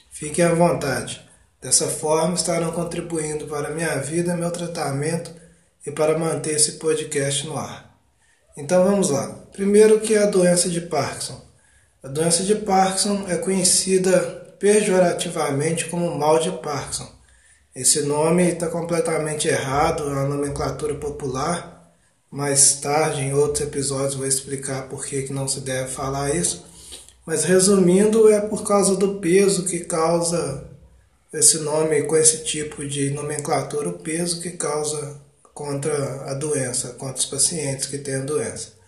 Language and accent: Portuguese; Ubá, Minas Gerais, Brazil; eu sou de Ubá, Minas Gerais, tenho 33 anos